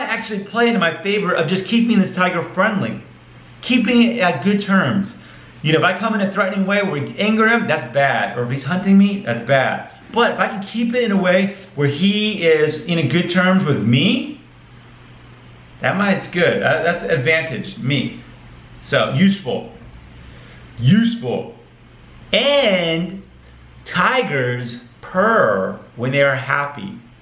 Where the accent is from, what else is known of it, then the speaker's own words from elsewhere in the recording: Arizona, United States; I'm from Arizona.